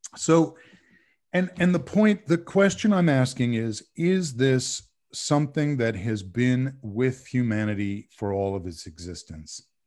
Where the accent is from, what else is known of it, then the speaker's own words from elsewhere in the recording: Bay Area, California, United States; moved away as an adult; also born or lived in San Diego; now in North Carolina, United States; I grew up in the Bay Area of California